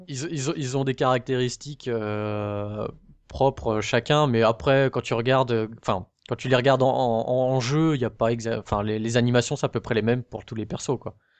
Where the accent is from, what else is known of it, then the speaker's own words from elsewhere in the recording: France; en tant que français